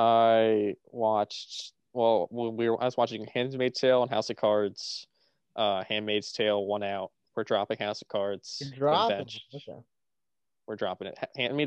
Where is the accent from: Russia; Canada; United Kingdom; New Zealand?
United Kingdom; Matt, I'm British myself. I'm British myself, so I can say it.